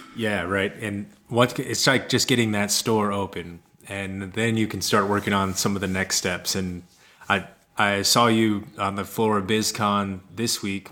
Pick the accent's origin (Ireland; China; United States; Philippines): United States; Kansas City; moved away; also born or lived in Colorado / Minneapolis, Minnesota; originally, I'm from Kansas City, and kind of was bouncing around, and went out to Colorado and cultivated for a while before getting to Minneapolis